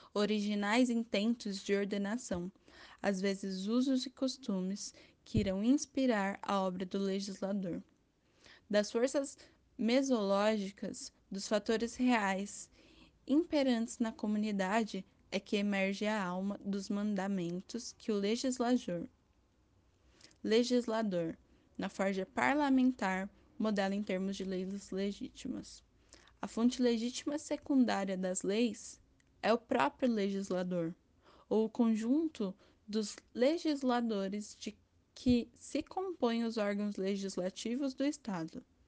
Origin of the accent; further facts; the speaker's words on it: Brazil; como brasileiro